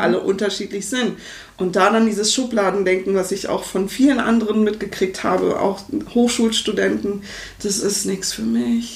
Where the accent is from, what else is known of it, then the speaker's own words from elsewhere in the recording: Berlin, Germany; moved away as an adult; also born or lived in Freiburg; Ich komme aus Berlin ursprünglich